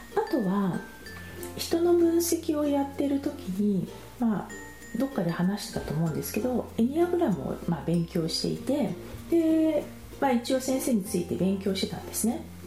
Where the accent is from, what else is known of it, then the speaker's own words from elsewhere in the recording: Japan; moved away; 私は純日本人